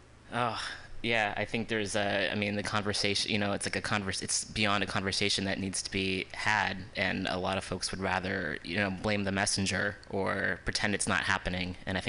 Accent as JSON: {"language": "English", "country": "United States", "tie": "born or raised there", "said": "growing up in the States"}